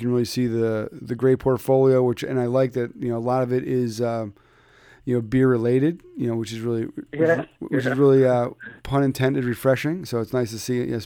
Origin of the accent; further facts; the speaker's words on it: Philadelphia, Pennsylvania, United States; now in Connecticut, United States; I'm from Philadelphia